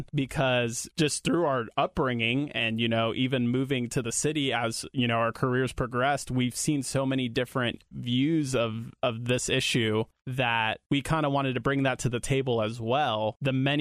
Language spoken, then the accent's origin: English; New York, United States; now in Ohio, United States; I was born in New York and lived there up until 9/11